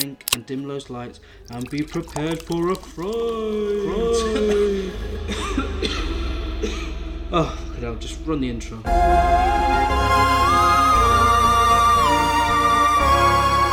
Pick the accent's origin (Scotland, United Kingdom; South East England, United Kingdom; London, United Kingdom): South East England, United Kingdom; Ashford; I was born in Ashford in Kent, so that's just on the southeast coast of England.